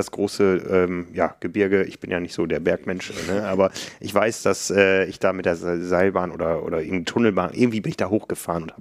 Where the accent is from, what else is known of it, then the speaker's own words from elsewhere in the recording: Osnabrück, Lower Saxony, Germany; das hört sich jetzt nicht so nach der äh, Mountainbike-Metropole an, aber meiner Heimat Osnabrück.